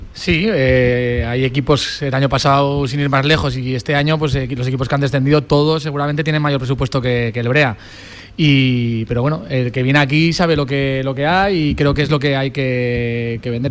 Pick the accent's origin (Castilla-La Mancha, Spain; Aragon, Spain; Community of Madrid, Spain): Aragon, Spain; Grañén; also born or lived in Torrero, Zaragoza; yo soy de Grañén, pero mi madre vivía en Torrero